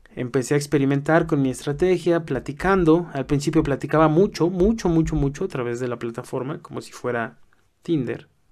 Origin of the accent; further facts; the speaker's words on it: Mexico; accent: Mexican; also born or lived in Mexico City; Soy mexicano, como a lo mejor puedes oír por mi acento